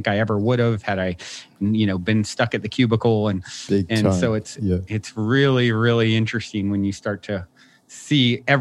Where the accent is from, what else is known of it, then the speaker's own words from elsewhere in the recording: Virginia, United States; I was raised in Virginia on the East Coast